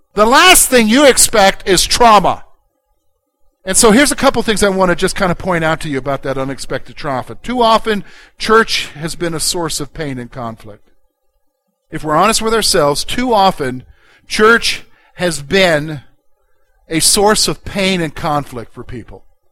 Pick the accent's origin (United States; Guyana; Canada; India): United States; Columbia; born or raised there; now in Pennsylvania, United States